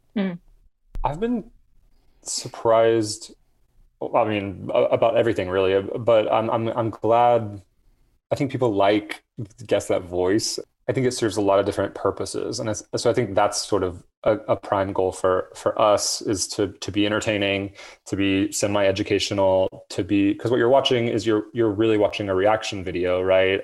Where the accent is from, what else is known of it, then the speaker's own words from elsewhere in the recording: Atlanta, Georgia, United States; I grew up in Atlanta